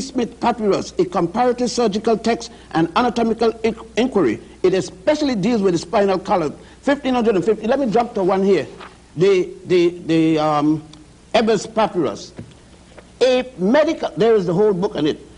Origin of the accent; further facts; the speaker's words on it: Puerto Rico; moved away; also born or lived in Ethiopia / Virgin Islands; we lived and grew up in Puerto Rico and the Virgin Islands